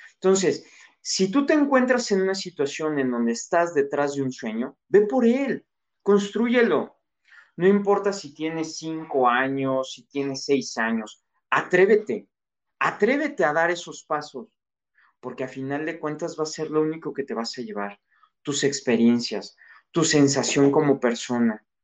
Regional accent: Mexico; soy mexicano

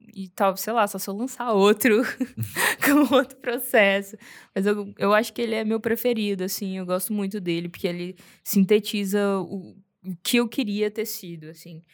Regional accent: Goiânia, Goiás, Brazil; Eu sou, sou de Goiânia, nascido criada, bicho do mato

